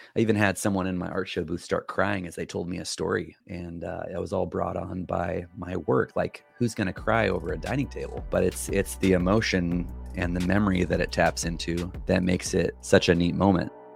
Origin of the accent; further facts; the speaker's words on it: San Joaquin Valley, California, United States; moved away as an adult; also born or lived in Canada; I grew up right in the middle, both north and south, east and west of California. It's called the San Joaquin Valley.